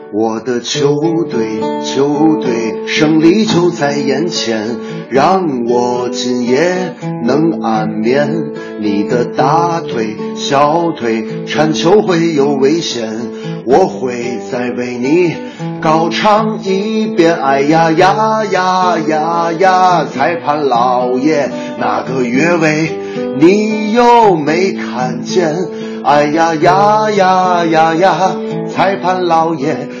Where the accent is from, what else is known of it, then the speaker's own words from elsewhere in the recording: China; 我们中国人